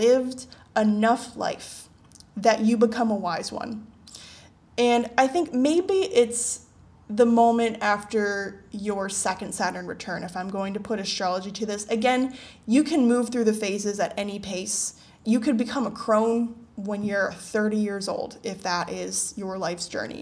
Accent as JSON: {"language": "English", "country": "United States", "moved": "yes", "lives_now": "Asia", "said": "I come from a Western society. I am American"}